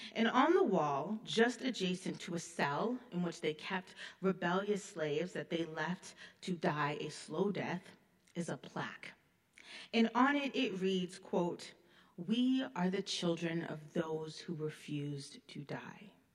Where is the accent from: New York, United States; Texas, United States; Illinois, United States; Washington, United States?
Illinois, United States; moved away; also born or lived in Detroit, Michigan / Grand Forks, North Dakota; I was raised in Illinois